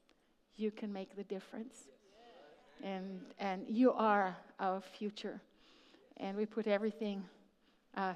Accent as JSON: {"language": "English", "country": "Israel", "tie": "born or raised there", "said": "I'm what you call an Israeli. I was born in Israel, a third generation"}